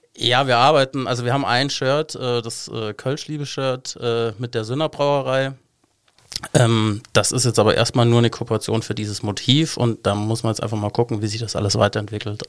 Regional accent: Munich, Bavaria, Germany; moved away as an adult; now in Cologne, Germany; ich bin eigentlich Münchner

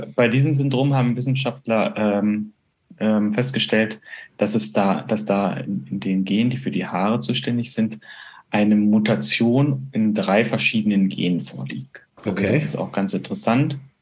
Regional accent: Bonn, North Rhine-Westphalia, Germany; moved away; in Bonn, also meiner alten Heimat

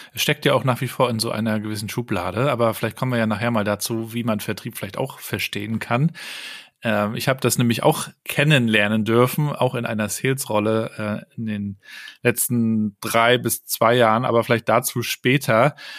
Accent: Germany; bei uns in Deutschland

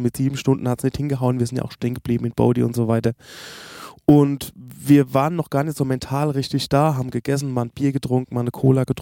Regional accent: Germany; Und ja, ah, wir kommen aus Deutschland, das übliche Tete-a-Tete, was wir machen, Roadtrip

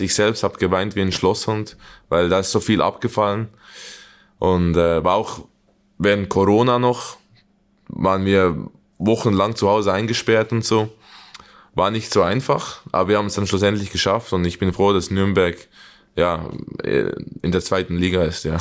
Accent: Young Boys, Bern, Switzerland; moved away as an adult; now in Germany; gegen Young Boys, wo ich aufgewachsen bin, wo ich die Juniorenabteilung gespielt habe

